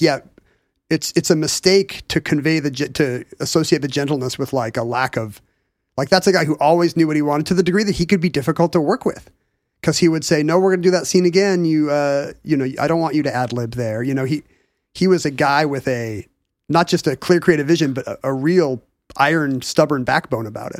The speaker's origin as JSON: {"language": "English", "town": "Seattle", "region": "Washington", "country": "United States", "tie": "born or raised there", "said": "from Northeast Seattle where I was watching it"}